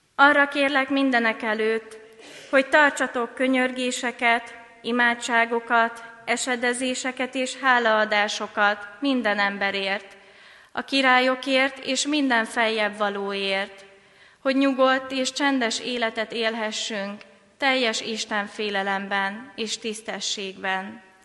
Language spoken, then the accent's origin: Hungarian; Hungary; first language Hungarian; Magyar honfitársaim